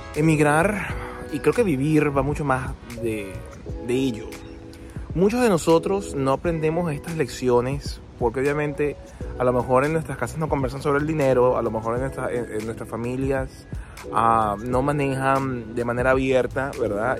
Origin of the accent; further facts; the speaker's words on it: Venezuela; moved away as an adult; now in Australia; mi país de origen, eh, que es Venezuela